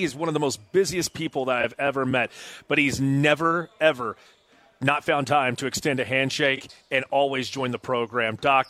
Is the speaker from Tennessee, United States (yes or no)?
yes; Knoxville, Tennessee, United States; moved away as an adult; also born or lived in Iowa; come back home here to Knoxville and be able to do radio here in my hometown in Knoxville